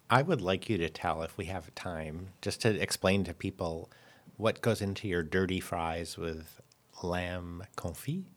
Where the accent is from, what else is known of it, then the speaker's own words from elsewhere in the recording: United States; now in France; as an American